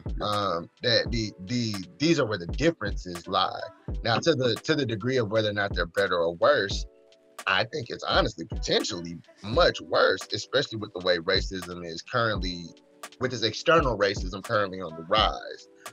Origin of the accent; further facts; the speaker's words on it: Mississippi, United States; I grew up in the Neo Confederacy here in Mississippi